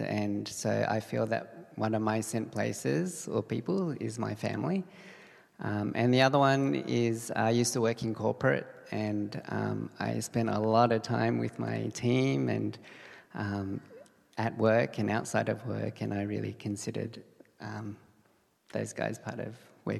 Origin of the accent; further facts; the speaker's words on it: Australia; moved away; I grew up in Australia